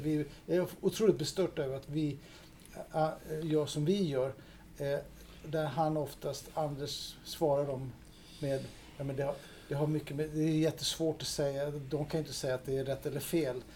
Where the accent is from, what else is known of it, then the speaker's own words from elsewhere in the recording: Denmark; now in Sweden; jag är dansk